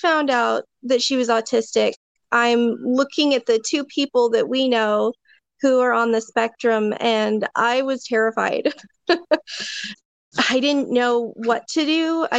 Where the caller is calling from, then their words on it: Medford, Oregon, United States; I am in Medford, Oregon.